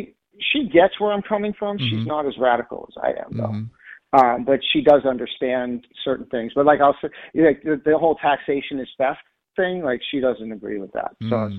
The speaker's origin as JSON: {"language": "English", "region": "Massachusetts", "country": "United States", "moved": "as an adult", "said": "I've been living here for 20 years. I came from Massachusetts, so I'm an East Coast guy originally."}